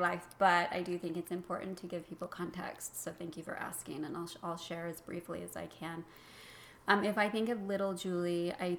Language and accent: English; Utah, United States; I grew up in Utah, in Utah County, south of Salt Lake City